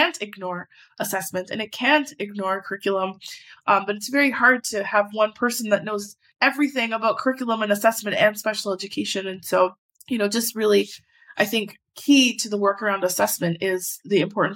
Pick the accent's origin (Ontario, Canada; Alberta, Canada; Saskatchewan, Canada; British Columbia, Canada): Alberta, Canada; Edmonton; I am from Edmonton, born and raised from the north side. I grew up in Castle Downs